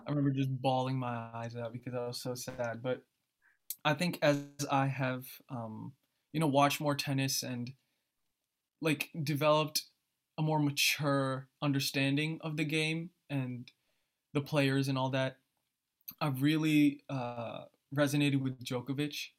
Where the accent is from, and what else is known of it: New Jersey, United States; born or raised there; also born or lived in Philadelphia